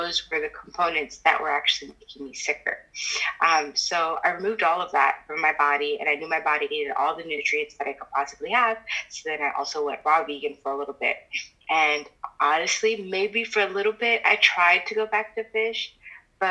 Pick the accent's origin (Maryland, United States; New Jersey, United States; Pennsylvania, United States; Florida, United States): Florida, United States; Miami; moved away as an adult; also born or lived in New York; I decided to move down to Miami, which is my hometown